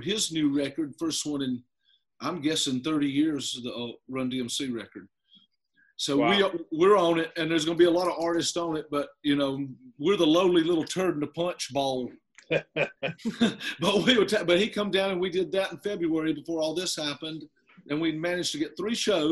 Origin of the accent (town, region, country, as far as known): South Carolina, United States; accent: country